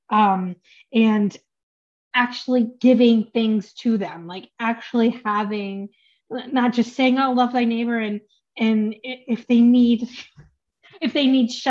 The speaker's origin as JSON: {"language": "English", "country": "United States", "said": "No, I'm American, but uh, Polish and Chinese."}